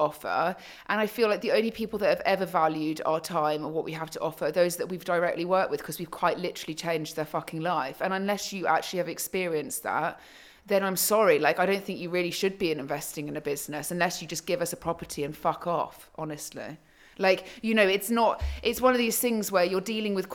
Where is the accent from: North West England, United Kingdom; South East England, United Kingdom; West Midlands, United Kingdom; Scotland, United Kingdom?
South East England, United Kingdom; Surrey; I was brought up in Surrey